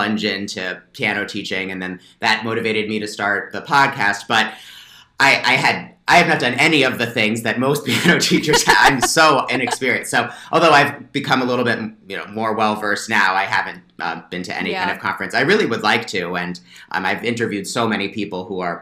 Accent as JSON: {"language": "English", "region": "northern New Jersey", "country": "United States", "tie": "born or raised there", "also_born_or_lived": "Baltimore", "moved": "as an adult", "lives_now": "Pennsylvania, United States", "said": "I grew up in New Jersey, northern part of New Jersey."}